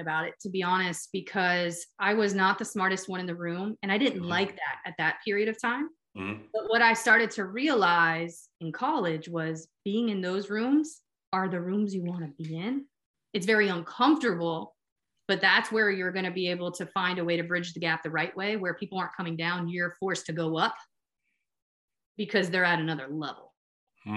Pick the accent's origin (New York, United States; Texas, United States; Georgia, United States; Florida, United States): Florida, United States; Miami; moved away as an adult; also born or lived in Pittsburgh; I grew up born and raised in Miami, Florida